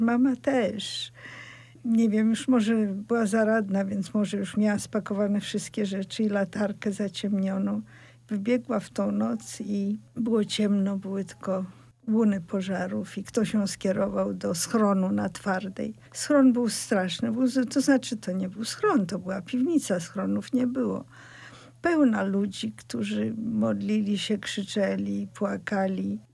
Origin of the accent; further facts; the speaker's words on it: Poland; first language Polish; moved away as an adult; also born or lived in Russia; Urodziłam się w Polsce. Polska jest moim pierwszym językiem, pomimo tego, że swoje pierwsze lata spędziłam w Rosji, więc mówiłam po rosyjsku